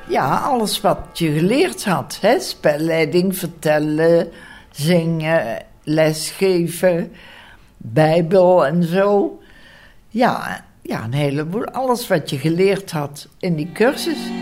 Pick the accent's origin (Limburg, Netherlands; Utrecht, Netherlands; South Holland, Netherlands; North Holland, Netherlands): Limburg, Netherlands; Gennep; Ik ben geboren in Genp, Limburg